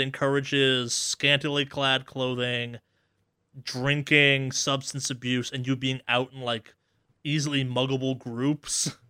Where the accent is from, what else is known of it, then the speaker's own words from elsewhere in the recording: Boston, Massachusetts, United States; now in Los Angeles, United States; I'm from the Boston area